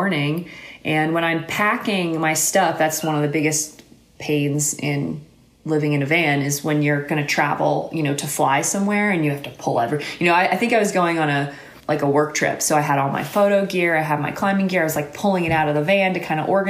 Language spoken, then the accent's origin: English; Alabama, United States; moved away; I was born and raised in Alabama